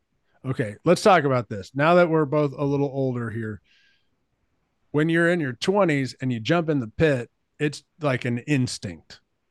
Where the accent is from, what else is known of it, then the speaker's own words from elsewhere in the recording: Katy, Texas, United States; I'm from Katy, Texas. And when I was growing up, there was like nothing out there. Like it was a small town. Nobody was around. Like it took 30 minutes to get to Houston. It was just a beautiful place.